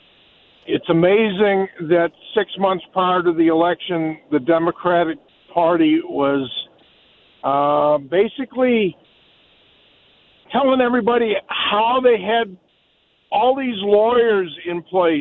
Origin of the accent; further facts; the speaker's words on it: St. Louis, Missouri, United States; also born or lived in Michigan; I grew up here in St. Louis